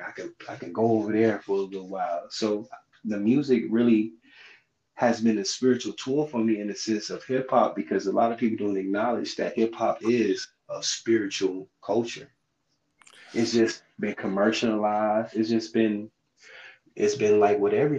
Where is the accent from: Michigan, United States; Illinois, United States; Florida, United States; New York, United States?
Florida, United States; St. Petersburg; from St. Pete